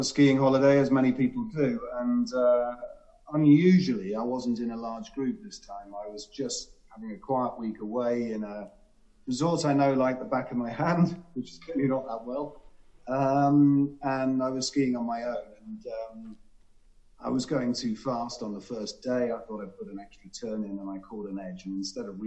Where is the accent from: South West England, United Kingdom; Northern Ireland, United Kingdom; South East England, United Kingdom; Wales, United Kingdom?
South West England, United Kingdom; Cornwall; I grew up in Cornwall